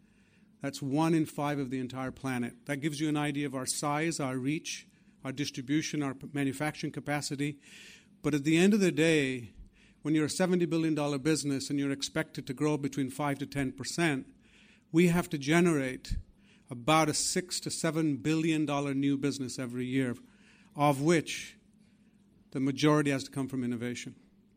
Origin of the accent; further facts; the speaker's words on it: England, United Kingdom; the wonderful companies and the institutions that I grew up with here in England